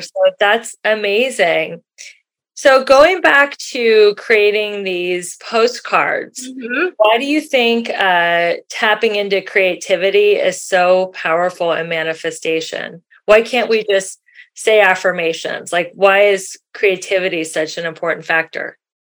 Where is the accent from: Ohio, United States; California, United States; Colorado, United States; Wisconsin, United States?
Ohio, United States; Cincinnati; moved away; I grew up in Cincinnati, Ohio